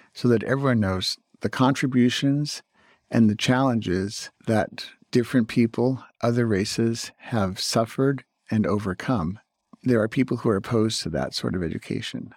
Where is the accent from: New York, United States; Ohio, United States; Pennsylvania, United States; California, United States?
California, United States; Burbank; now in Claremont, United States; My hometown of Burbank